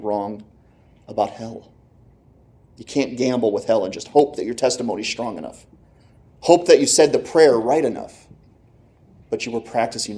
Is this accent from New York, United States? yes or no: no; Clarks Summit, Pennsylvania, United States; I'm from Clark Summit